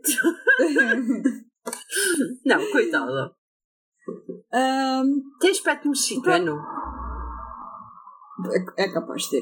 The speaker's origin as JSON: {"language": "Portuguese", "region": "England", "country": "United Kingdom", "second_language": "Portuguese", "said": "Ei, tu compreendes que o meu português é assim um bocado."}